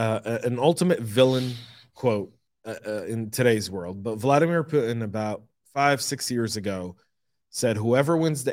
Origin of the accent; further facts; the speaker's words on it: Denver, Colorado, United States; I grew up in Denver. You know, I did like a good part of my life in Denver.